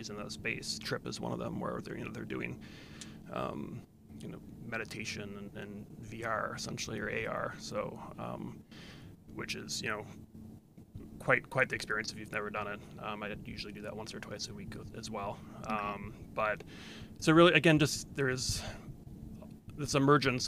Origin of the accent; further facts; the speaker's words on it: D.C., Virginia, United States; I grew up in Virginia on the near Washington, D.C.